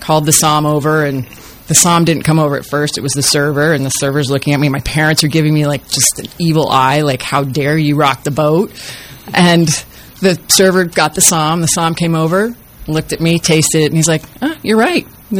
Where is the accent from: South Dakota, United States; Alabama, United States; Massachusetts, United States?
Massachusetts, United States; Outside of Boston; moved away; Outside of Boston.